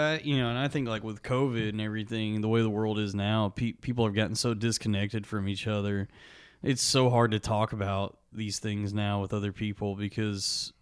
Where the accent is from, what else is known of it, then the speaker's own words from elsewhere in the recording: Springtown, Texas, United States; A little town called Springtown, Texas.